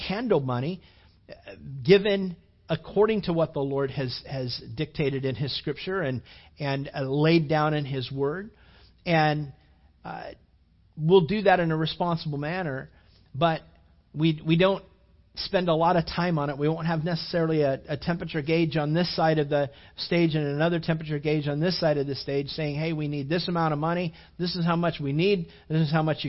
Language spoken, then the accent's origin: English; California, United States; moved away; Back where I grew up out in California